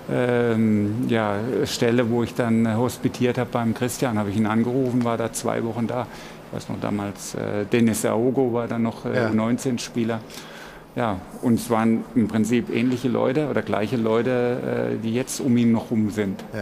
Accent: Waldkirch, Baden-Württemberg, Germany; Ich komme ja aus der Ecke, ja. aus Waldkirch-Kölnau

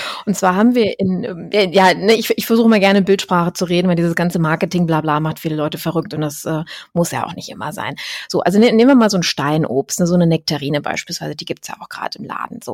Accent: Düsseldorf, North Rhine-Westphalia, Germany; Ich komme ja aus Düsseldorf

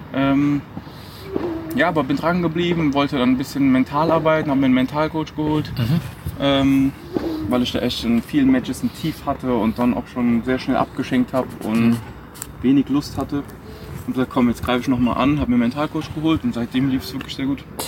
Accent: Saarland, Germany; ich bin in Deutschland geboren, ähm, im Saarland

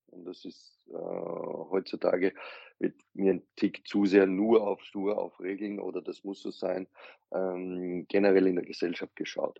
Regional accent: Austria; ich bin Österreicher

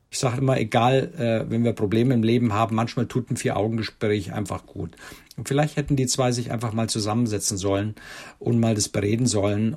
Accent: Germany; bei uns in Deutschland

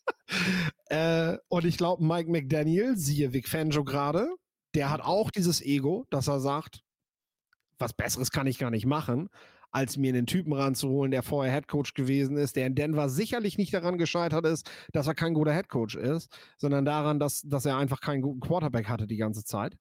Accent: near Meppen, Lower Saxony, Germany; ich komme ja hier aus der Nähe von Meppen

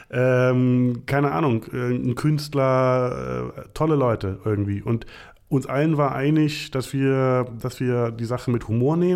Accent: Berlin, Germany; also born or lived in North Rhine-Westphalia; Äh, ich komme nicht aus der Ecke, sondern hier aus Berlin. Ähm, meine Eltern sind irgendwann nach Nordrhein-Westfalen.

